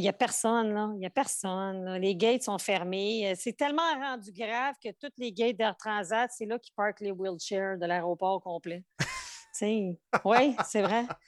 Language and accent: French; Outaouais, Quebec, Canada; moved away as an adult; also born or lived in Montreal / Portugal (ancestry); je suis partie de chez nous, de l'Outaouais. Je suis déménager à Montréal, la grande ville